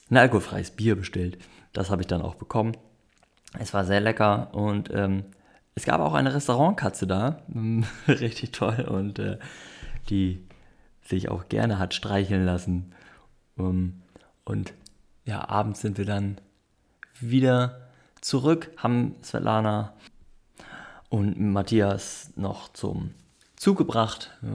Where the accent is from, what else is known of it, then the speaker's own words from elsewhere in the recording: North Germany, Germany; ich komme aus dem Norden, ich habe nicht so viel Ahnung, wie da die Verhältnisse sind.